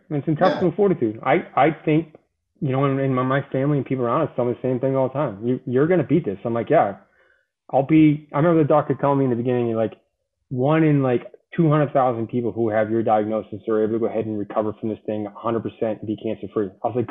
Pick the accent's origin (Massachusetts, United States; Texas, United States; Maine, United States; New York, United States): Massachusetts, United States; Boston; I tell people all the time, I'm from Boston, I'm a Marine.